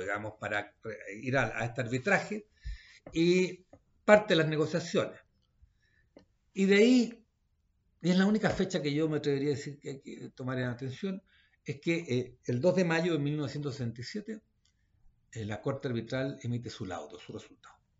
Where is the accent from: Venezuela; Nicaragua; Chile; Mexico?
Chile